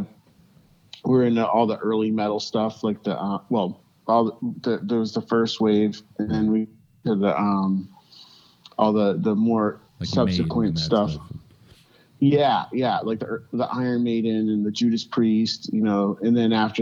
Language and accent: English; Lynn, Massachusetts, United States; moved away as an adult; now in Southern California, United States; I grew up in Lynn, right outside of Boston